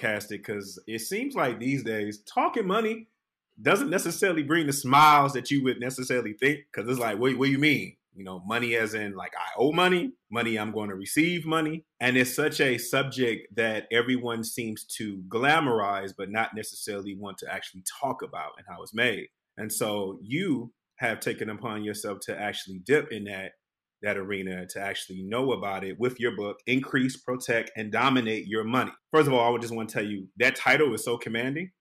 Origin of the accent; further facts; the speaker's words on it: Detroit, Michigan, United States; I'm from Detroit